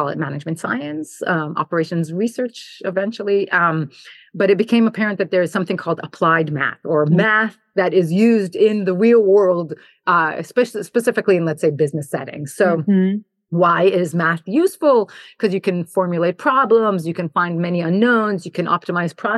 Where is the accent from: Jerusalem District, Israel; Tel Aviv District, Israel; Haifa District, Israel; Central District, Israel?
Jerusalem District, Israel; Jerusalem; moved away as an adult; also born or lived in New Jersey / New York / Buffalo; I grew up in Jerusalem and spent my childhood there, served in the IDF and then did my engineering undergrad in Israel